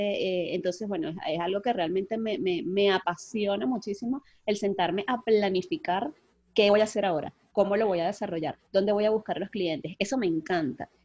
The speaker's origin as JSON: {"language": "Spanish", "town": "Puerto Cabello", "region": "Carabobo", "country": "Venezuela", "tie": "born or raised there", "moved": "yes", "lives_now": "Cali, Colombia", "said": "yo soy venezolana, nací en Venezuela, en Puerto Cabello, y en este momento me encuentro viviendo en Cali, Colombia"}